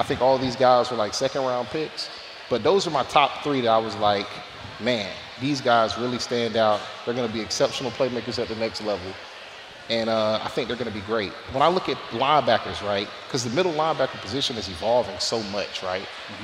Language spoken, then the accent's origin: English; Florida, United States; I'm from Florida, guys. That is Florida jargon for fight.